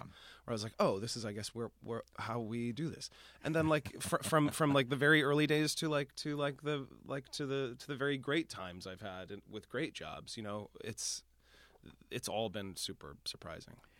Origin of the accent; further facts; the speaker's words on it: Boston, Massachusetts, United States; moved away as an adult; now in New York, United States; I am from Boston